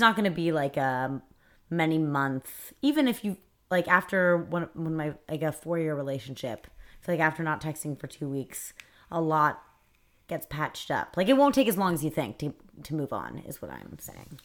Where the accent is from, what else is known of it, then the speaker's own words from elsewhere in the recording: New York City, New York, United States; I grew up on the Upper West Side